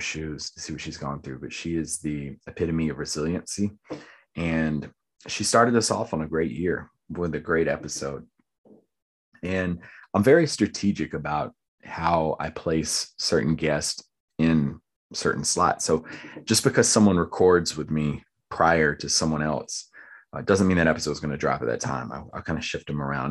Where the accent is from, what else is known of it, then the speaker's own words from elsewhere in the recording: Lumberton, United States; someone that I grew up with in Lumberton.